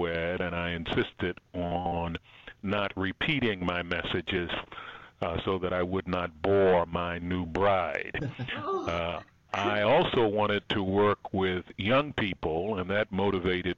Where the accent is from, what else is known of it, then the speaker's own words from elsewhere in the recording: Baltimore, Maryland, United States; moved away as an adult; also born or lived in Alabama / Berrien Springs, Michigan / North Carolina / South Carolina; I grew up in Baltimore, Maryland